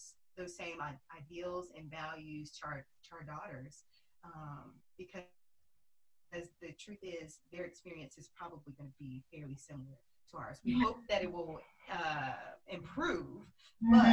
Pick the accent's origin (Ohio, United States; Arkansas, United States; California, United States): Arkansas, United States; moved away as an adult; now in Dallas, United States; We're both originally from Arkansas. We're cousins